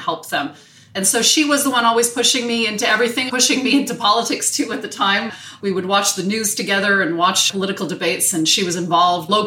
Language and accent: English; Montreal, Quebec, Canada; I was born and bred in Montreal, hoping to live and work in another city at some point in my life, but happy to be living here.